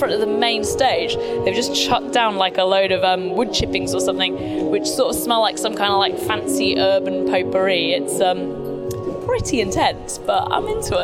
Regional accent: United Kingdom; As a Brit

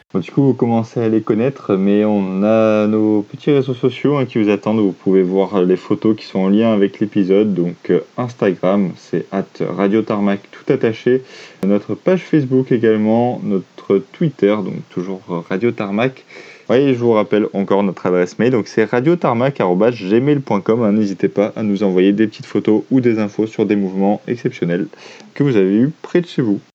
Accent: France; chez nous en France

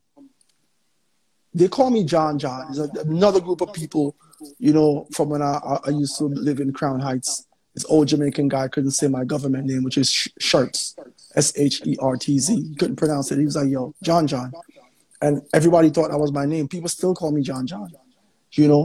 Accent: St. Vincent & Grenadines; I'm from St. Vincent and the Grenadines

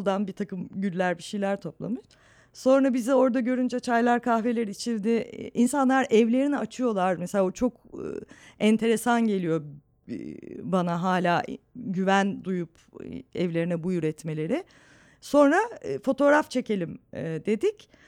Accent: Istanbul, Turkey; Çatalçeşme e, Suadiye ile Bostancı'nın arasında çok tatlı eski bir semttir. E, çocukluğum da orada geçti.

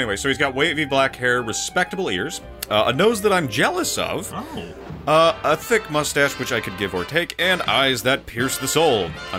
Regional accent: United States; because I'm an American

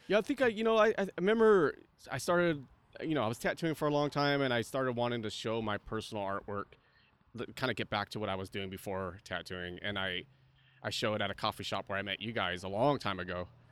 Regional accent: Santa Cruz, California, United States; moved away as an adult; also born or lived in Los Angeles; now in Santa Barbara, United States; I grew up in Santa Cruz, but I grew up in the mountains

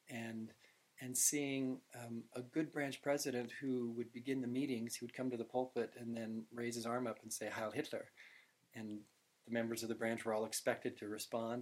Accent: Utah, United States; I said Utah.

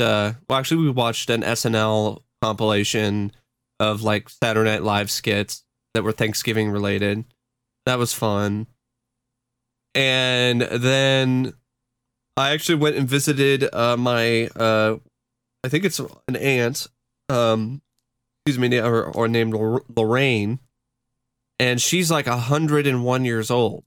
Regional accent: Tigard, Oregon, United States; also born or lived in Honolulu, Hawaii; went over to my grandmother's house in uh, Portland, uh, the Tigard, Oregon area. That's pretty much my home uh, town. That's that's and that's pretty much the house that I grew up

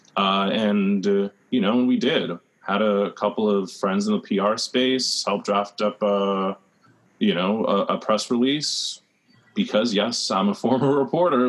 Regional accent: New York City, New York, United States; I'm from the Rockaways

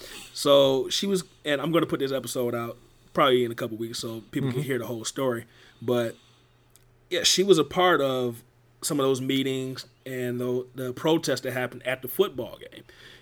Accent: Detroit, Michigan, United States; And, you know, growing up in Detroit, I agree with you 100%.

